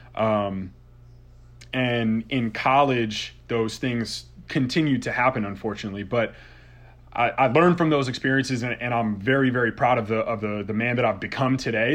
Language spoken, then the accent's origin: English; Southington, Connecticut, United States; my hometown, actually, and, and shout out to Southington, Connecticut.